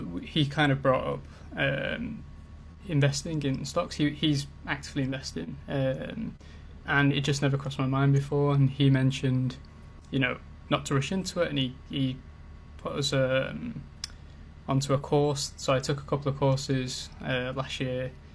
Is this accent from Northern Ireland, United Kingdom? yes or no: no; Manchester, North West England, United Kingdom; now in London, United Kingdom; I'm originally from Manchester, up in the north, but I currently live in Greenwich in London